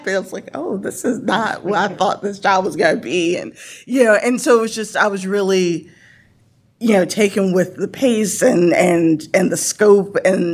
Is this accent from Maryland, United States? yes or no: no; Norfolk, Virginia, United States; I grew up in Norfolk